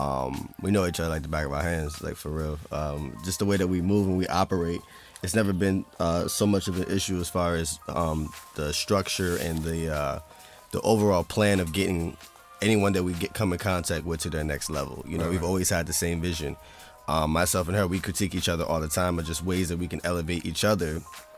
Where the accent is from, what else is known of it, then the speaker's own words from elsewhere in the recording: south Bergen County, New Jersey, United States; I'm from south of Bergen County